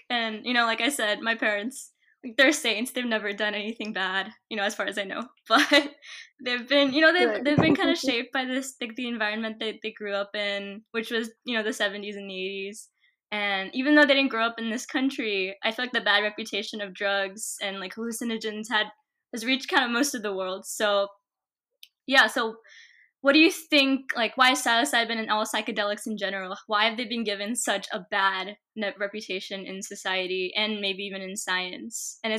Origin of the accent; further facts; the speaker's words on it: East Coast, United States; Yeah, no. I'm from the East Coast.